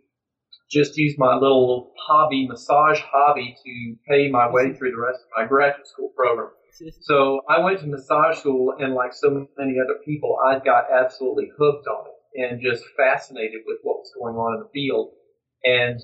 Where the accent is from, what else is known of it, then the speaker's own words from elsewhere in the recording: Georgia, United States; accent: southern; I am from Georgia. It's my southern accent.